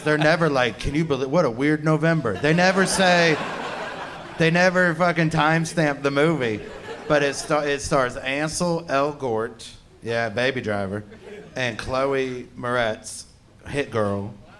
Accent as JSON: {"language": "English", "region": "Ohio", "country": "United States", "said": "I'm from Ohio"}